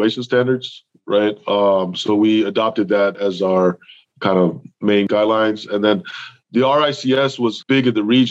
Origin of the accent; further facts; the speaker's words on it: Chicago, Illinois, United States; first language English; moved away as an adult; also born or lived in Saudi Arabia; I'm back in the U.S. I'm back in my hometown of Chicago, Illinois